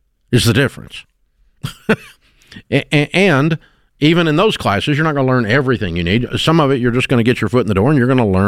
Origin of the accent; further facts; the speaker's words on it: Nashville, Tennessee, United States; I grew up in Nashville